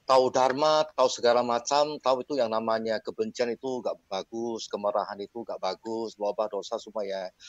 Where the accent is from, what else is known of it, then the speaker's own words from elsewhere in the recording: Medan, North Sumatra, Indonesia; Ini eh, saya dari Medan ya